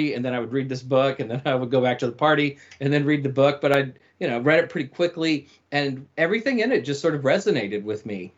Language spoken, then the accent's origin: English; Nashville, Tennessee, United States; now in San Francisco Bay Area, United States; I grew up in the American South and outside of Nashville, Tennessee